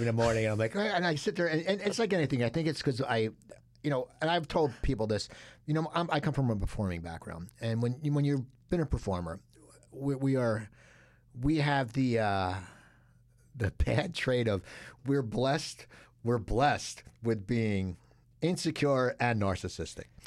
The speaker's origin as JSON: {"language": "English", "town": "Cherry Hill", "region": "New Jersey", "country": "United States", "tie": "born or raised there", "said": "I grew up in Cherry Hill"}